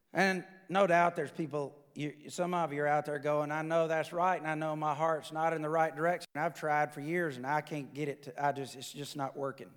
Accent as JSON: {"language": "English", "area": "the South", "region": "Alabama", "country": "United States", "said": "I'm from the South."}